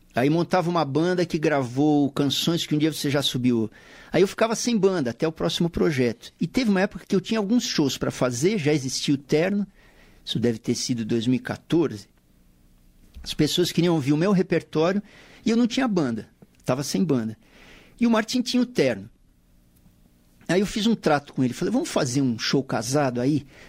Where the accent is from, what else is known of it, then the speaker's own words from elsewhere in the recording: São Paulo, Brazil; Paulistano da Gema, na extinta maternidade de São Paulo